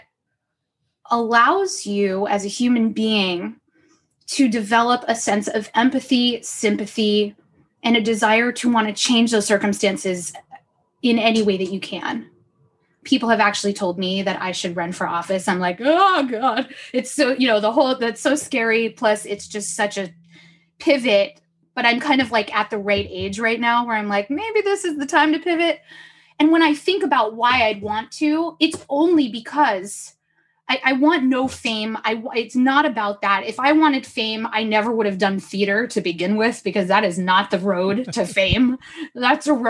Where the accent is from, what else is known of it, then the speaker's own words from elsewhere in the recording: Los Angeles, California, United States; I was born and raised in Los Angeles.